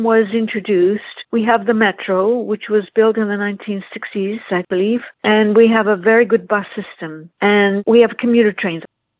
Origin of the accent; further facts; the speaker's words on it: Canada; also born or lived in United States; now in Montreal, Canada; live in Montreal, and I'm an activist with a citizens group called Transparence. I moved to Montreal in 2011 after living for a long time in the United States, but I'm originally from Canada, and I came back after I retired from teaching in the U.S.